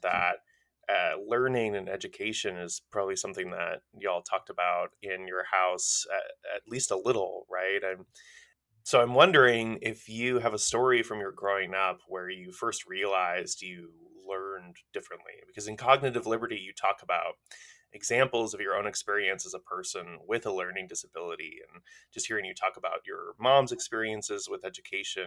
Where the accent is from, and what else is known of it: New York, United States; born or raised there; also born or lived in Cincinnati, Ohio